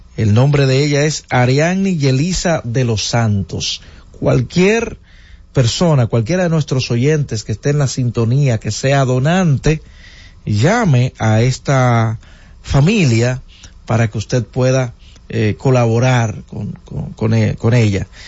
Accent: Dominican Republic; en el sector de Básima, de donde soy oriundo, señores. El sector, de hecho, que me vio crecer.

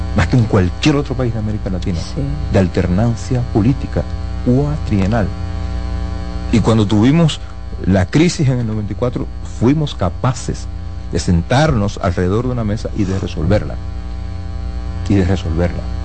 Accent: Dominican Republic

